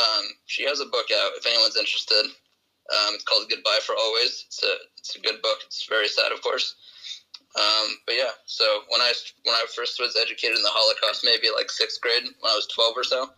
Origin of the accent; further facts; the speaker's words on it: New York, United States; born there; So I was born in New York in 1994.